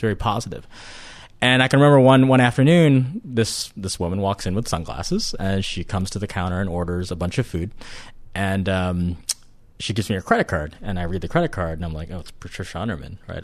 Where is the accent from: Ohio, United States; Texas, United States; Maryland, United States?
Ohio, United States; I grew up in Ohio